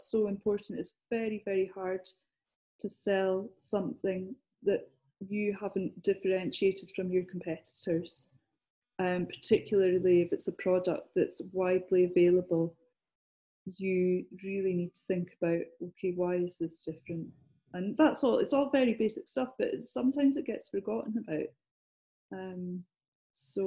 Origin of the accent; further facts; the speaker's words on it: Scotland, United Kingdom; accent: Scottish; moved away; I'm Scottish. And a lot of the time people will say, well, do you work down here? Because I haven't lost my accent